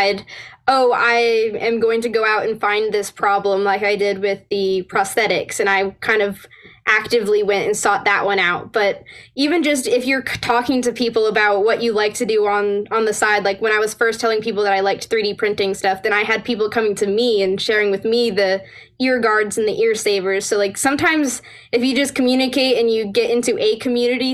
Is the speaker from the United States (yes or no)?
yes; Northern Alabama, United States; also born or lived in Virginia; I'm going to be moving from Northern Alabama over to George Mason University around Fairfax area.